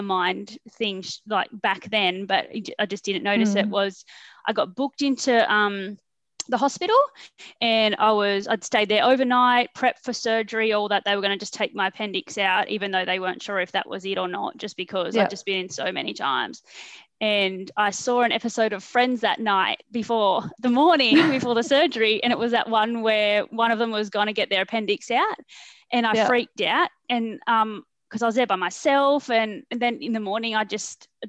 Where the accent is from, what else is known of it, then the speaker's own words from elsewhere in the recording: northern New South Wales, Australia; also born or lived in Sydney; I was born in Sydney. We moved up to northern New South Wales, just a little town, and sort of just started school there.